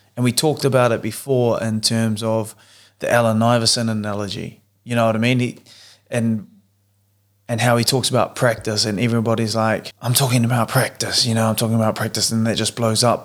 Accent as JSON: {"language": "English", "country": "New Zealand", "tie": "born or raised there", "moved": "as an adult", "said": "three Kiwi boys who have decided to move to the other side of the world, um, growing up together, going to the same school together"}